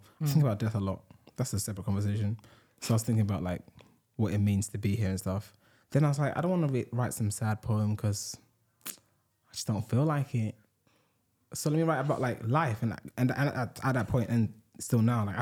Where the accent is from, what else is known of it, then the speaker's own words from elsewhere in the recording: Ghana; I was born on Sunday. Growing up there